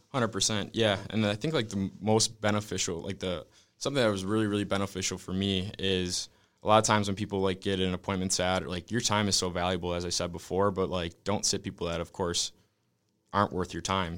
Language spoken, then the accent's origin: English; Wisconsin, United States; moved away as an adult; now in California, United States; I'm originally from Wisconsin